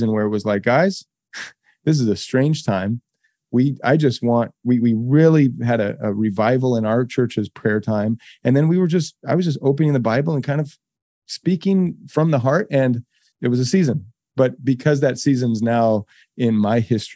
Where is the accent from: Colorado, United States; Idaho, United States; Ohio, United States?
Idaho, United States; Boise; I grew up in Boise. It was a tiny town.